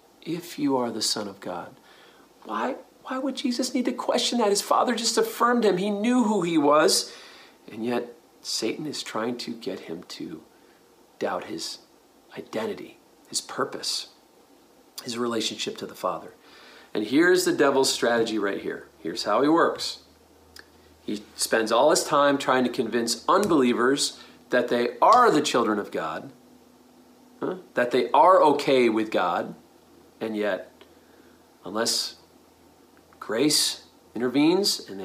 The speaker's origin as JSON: {"language": "English", "region": "New York", "country": "United States", "tie": "born or raised there", "said": "I grew up in New York."}